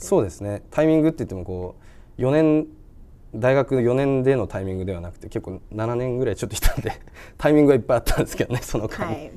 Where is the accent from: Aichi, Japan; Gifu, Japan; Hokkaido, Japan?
Hokkaido, Japan; Fukagawa; 僕深川出身深川市北海道深川市出身